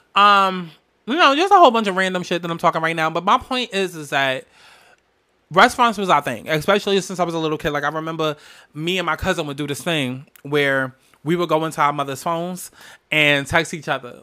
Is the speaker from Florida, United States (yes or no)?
no; New Jersey, United States; I'm from Jersey, from Jersey.